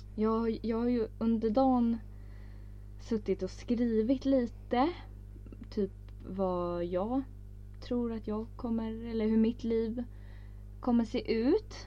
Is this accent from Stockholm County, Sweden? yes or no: no; Örebro, Örebro County, Sweden; Vi är ju från Örebro